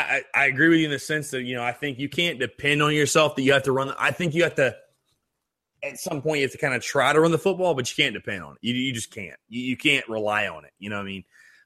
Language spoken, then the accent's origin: English; North Augusta, South Carolina, United States; I grew up in North Augusta, South Carolina, went to a church in Augusta, Georgia